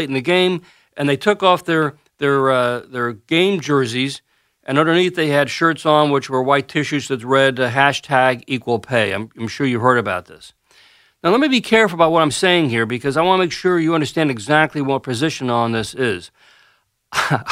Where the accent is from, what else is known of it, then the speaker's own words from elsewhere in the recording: Washington, District of Columbia, United States; I was born in Washington, D.C., and I grew up as a hardcore Washington Senators fan